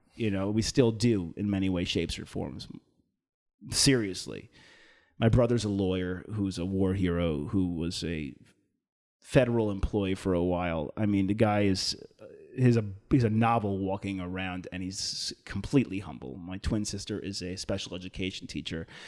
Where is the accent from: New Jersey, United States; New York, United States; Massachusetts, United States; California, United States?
New York, United States; Long Island; I'm from Long Island, right? So most of the people on Long Island, most, right, at least for, in, in my hometown, were Irish